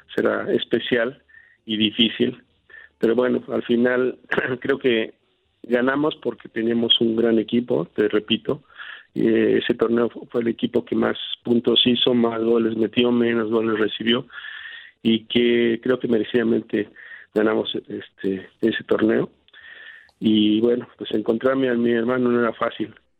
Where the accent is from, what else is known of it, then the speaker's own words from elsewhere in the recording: Nextlalpan, State of Mexico, Mexico; moved away; also born or lived in Spain; aunque nací en la Ciudad de México, desde muy pequeño, pues, yo casi, casi recién nacido, me llevaron al pueblo de donde era mi, mamá, que se, llamaba se llama Santana Nextlalpan, en el Estado de México, y ahí crecí desde hasta los 12 años